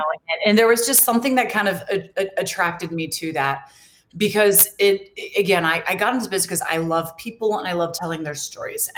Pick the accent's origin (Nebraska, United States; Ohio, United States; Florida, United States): Florida, United States; Jacksonville; moved away as an adult; also born or lived in New York City / Boston; now in Washington, D.C. area, United States; I'm from Florida. You know, I was born and raised in Jacksonville